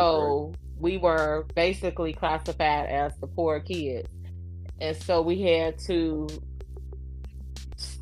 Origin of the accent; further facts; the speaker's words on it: Miller Projects, Indiana, United States; also born or lived in Muncie, Indiana; I grew up in Miller Projects, and we stayed there till I was like 13